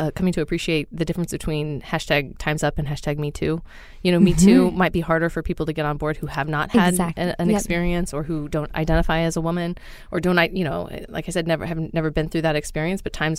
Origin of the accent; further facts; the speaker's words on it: Southwest Missouri, United States; I grew up in Southwest Missouri, not very far from where she ended up retiring and writing the Little House on the Prairie books.